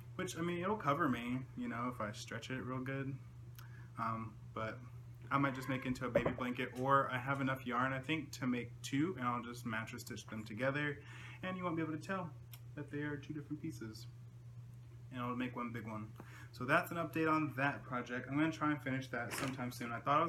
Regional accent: the Carolinas, United States; I'm from Carolina

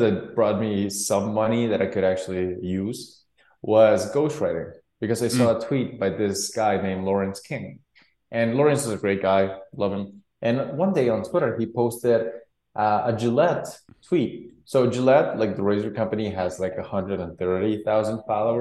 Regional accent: Guatemala; born and raised in Guatemala

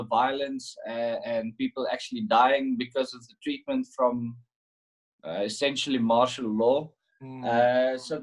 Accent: South Africa; as a South African

